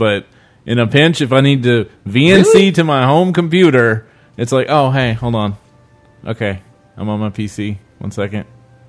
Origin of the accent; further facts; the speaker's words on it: the South, United States; But of course, we're from the South.